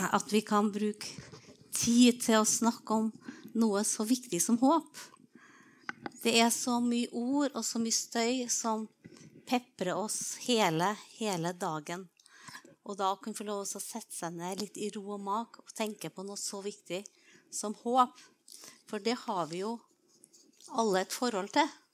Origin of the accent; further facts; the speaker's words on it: Trondheim, Trøndelag, Norway; jeg vokste opp på Byneset utafor eh, Trondheim, skikkelig på landet